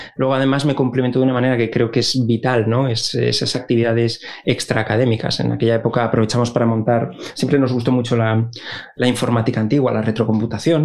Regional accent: Avilés, Asturias, Spain; moved away as an adult; yo soy de, de Avilés, del fantástico barrio de la Luz

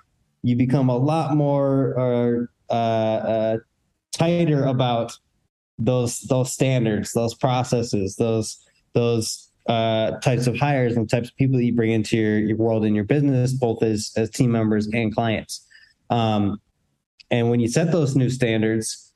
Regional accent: Seattle, Washington, United States; my hometown, Seattle

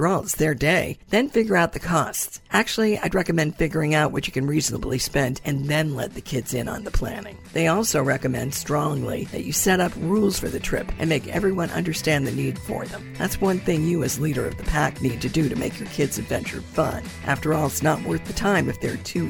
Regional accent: New Hampshire, United States; I grew up in New Hampshire

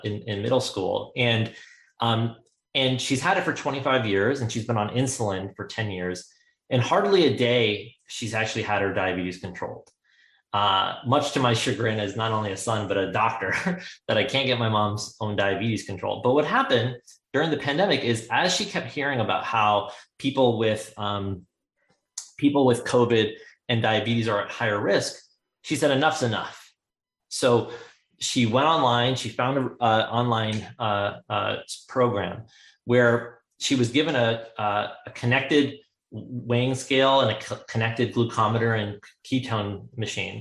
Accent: India; my mom, we're from India

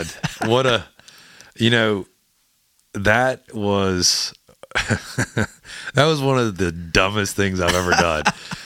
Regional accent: Louisiana, United States; I'll serve gumbo and jambalaya because I'm from Louisiana.

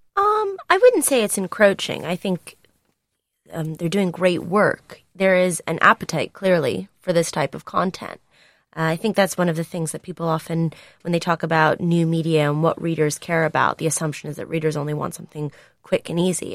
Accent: United States; now in United Kingdom; I am an American

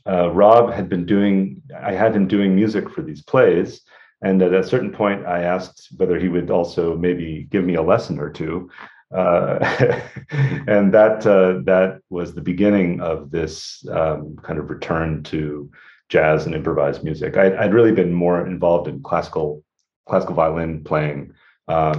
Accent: Rhode Island, United States; moved away as an adult; also born or lived in Western Massachusetts (the Valley) / Ithaca, New York / Indiana; I'm from Rhode Island originally

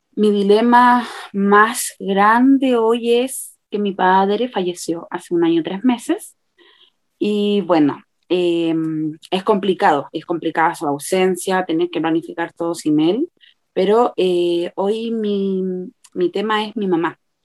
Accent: Santiago, Santiago Metropolitan Region, Chile; soy de Chile, de Santiago de Chile

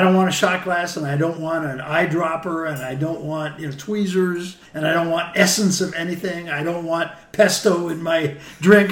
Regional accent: San Francisco, California, United States; I grew up in San Francisco

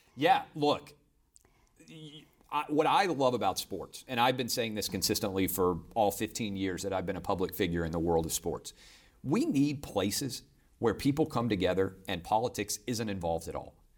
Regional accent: Nashville, Tennessee, United States; also born or lived in Virgin Islands; as a kid growing up in Nashville

